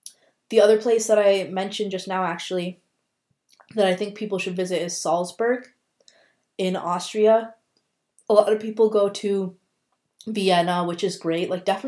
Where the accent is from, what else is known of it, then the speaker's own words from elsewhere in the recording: India; obviously I'm biased because I'm Indian